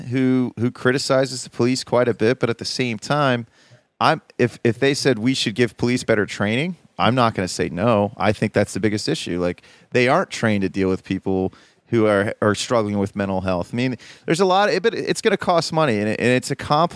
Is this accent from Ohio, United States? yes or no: yes; Columbus, Ohio, United States; moved away; also born or lived in Baltimore, Maryland; I'm from the Midwest